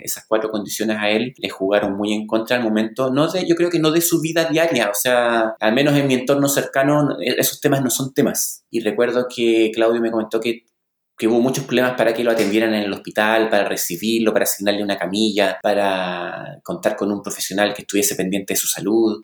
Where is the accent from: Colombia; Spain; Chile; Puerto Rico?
Chile; La Serena, Coquimbo; soy chileno, nacido y criado en la pequeña ciudad de La Serena